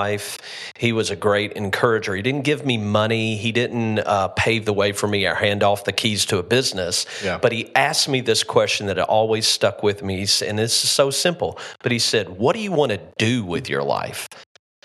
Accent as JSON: {"language": "English", "town": "Shelbyville", "region": "Kentucky", "country": "United States", "tie": "born or raised there", "said": "Born and raised in Shelbyville, went to the University of Kentucky, came back and started the business there"}